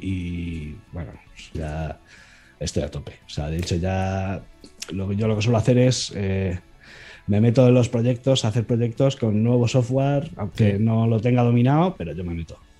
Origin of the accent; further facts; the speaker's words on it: Elda, Valencian Community, Spain; me metí en una empresa de aquí de, Alicante, de mi pueblo, de Elda, de donde yo vivo.